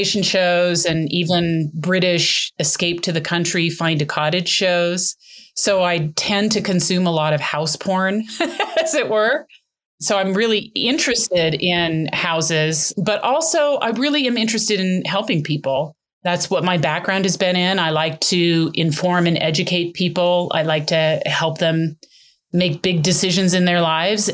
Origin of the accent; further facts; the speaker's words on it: Longmont, Colorado, United States; moved away as an adult; also born or lived in Boston / Delaware / Washington, D.C. / southern New Mexico; I grew up in Colorado. I actually was born in Longmont. And first 25 years of my life was spent in this great state